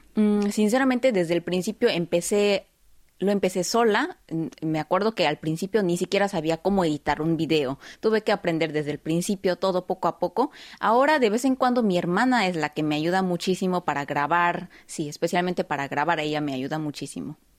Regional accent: South Korea; ya que también soy coreana

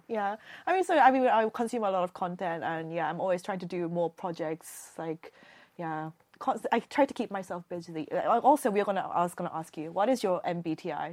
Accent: South Korea; accent: British; moved away as an adult; also born or lived in United Kingdom; I just grew up in Korea, a normal kid

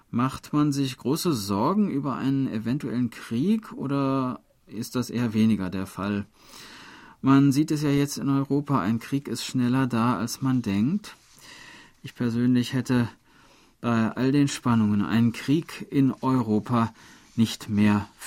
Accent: Niederschrems, Lower Austria, Austria; Selbst in meinem Heimatort Niederschrems und in der Stadt Schrems hieß es damals Land unter.

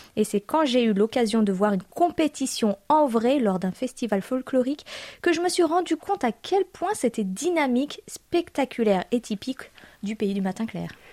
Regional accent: France; moved away as an adult; now in South Korea; nos nombreux auditeurs de France me font penser à ma propre famille, à mon pied-à-terre, à ma terre natale

